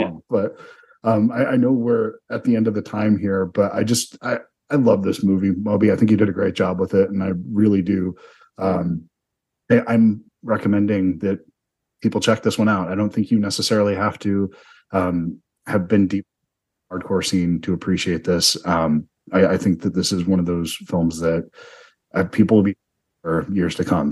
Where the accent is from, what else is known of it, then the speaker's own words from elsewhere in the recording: Delaware, United States; I was from Delaware